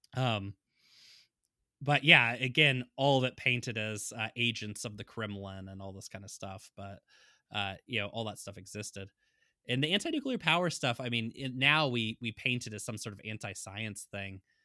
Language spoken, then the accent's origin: English; United States; as an American